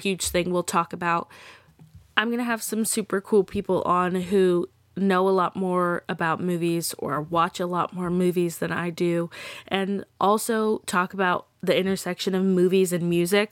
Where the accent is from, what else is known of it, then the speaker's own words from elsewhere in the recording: Texas, United States; I'm from Texas. I am very proud to be from Texas.